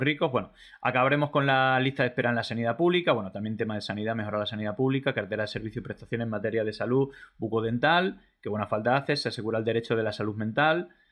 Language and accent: Spanish; Extremadura, Spain; yo que soy de Extremadura